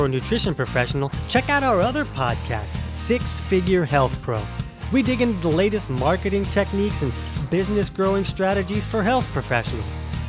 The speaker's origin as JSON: {"language": "English", "town": "Orange Park", "region": "Florida", "country": "United States", "said": "I'm from Orange Park, Florida."}